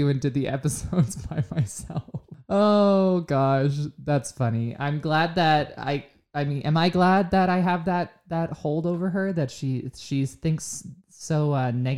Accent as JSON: {"language": "English", "region": "Pennsylvania", "country": "United States", "said": "I am from Pennsylvania"}